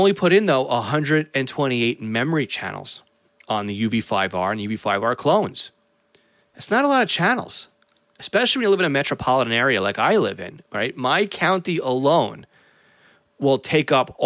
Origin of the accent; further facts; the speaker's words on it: North Massapequa, New York, United States; my hometown of North Massapequa